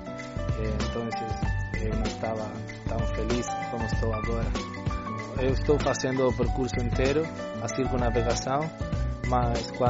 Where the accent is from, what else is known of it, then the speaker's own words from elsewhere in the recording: Uruguay; Portuguese is a second language; eu somente sou um aventureiro eu eh, nasci no Uruguai, mas minha família é de Porto